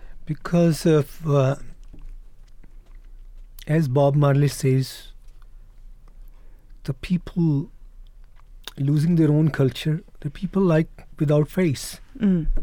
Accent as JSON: {"language": "English", "region": "Punjab", "country": "India", "second_language": "English", "said": "Naturally, we are from Punjab. You know, mm-hmm. Punjab is a land of wonders and beauty, art, music, food."}